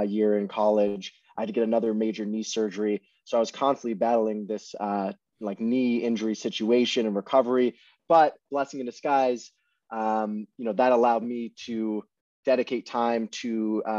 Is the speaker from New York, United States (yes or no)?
no; Los Angeles, California, United States; also born or lived in London, United Kingdom; I was born in London, but I moved to Los Angeles when I was 6 years old. So I grew up